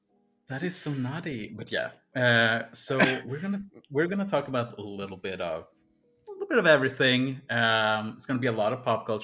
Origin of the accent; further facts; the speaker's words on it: Sweden; I'm from Sweden